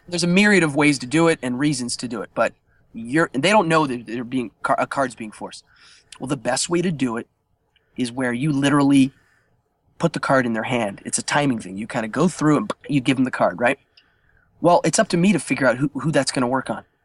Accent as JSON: {"language": "English", "town": "Altoona", "region": "Pennsylvania", "country": "United States", "tie": "born or raised there", "said": "Altoona, Pennsylvania, my hometown"}